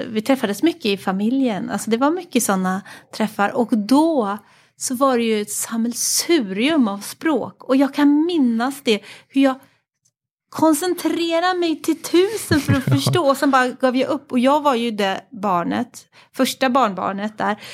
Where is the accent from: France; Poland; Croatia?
France; Paris, Île-de-France; jag föddes i Paris mm. och så föddes jag in i en familj med många